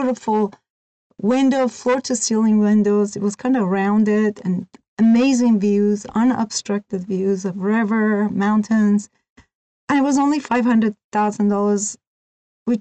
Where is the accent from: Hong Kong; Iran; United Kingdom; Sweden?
Iran; moved away as an adult; also born or lived in California / Oregon; now in United States; I was born and raised in Iran. I was 18 when I came to the United States